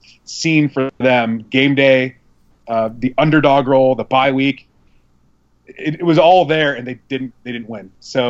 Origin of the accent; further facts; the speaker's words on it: Midwest, United States; I'm from the Midwest. I love that football.